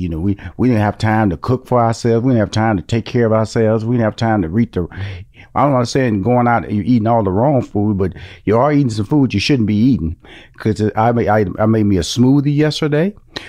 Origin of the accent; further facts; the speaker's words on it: Houston, Texas, United States; I came from Fifth Ward, which is an inner city, and my parents upgraded a little bit, moved to like a bigger version of the inner city.